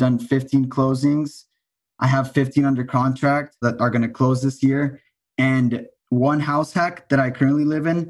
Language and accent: English; El Paso, Texas, United States; moved away as an adult; also born or lived in Austin, Texas; I'm from El Paso, Texas. And I started in Austin when I was 19